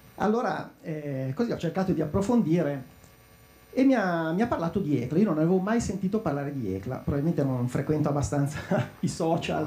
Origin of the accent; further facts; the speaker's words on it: Lecco, Lombardy, Italy; io sono di Lecco